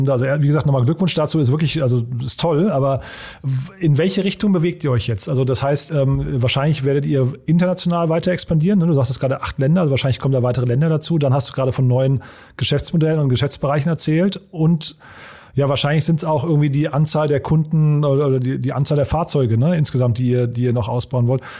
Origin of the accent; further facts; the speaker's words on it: Berlin, Germany; Ich habe ja gerade gesagt, ich komme aus Berlin.